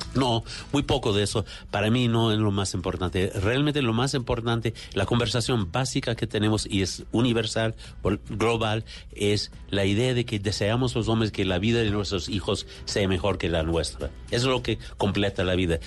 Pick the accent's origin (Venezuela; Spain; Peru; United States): United States; New York; Yo soy de Nueva York